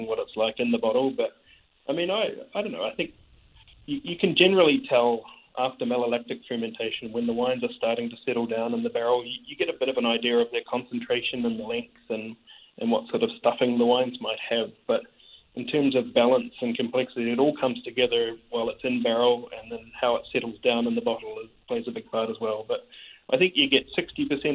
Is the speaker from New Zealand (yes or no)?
yes; New Zealand; Being a Kiwi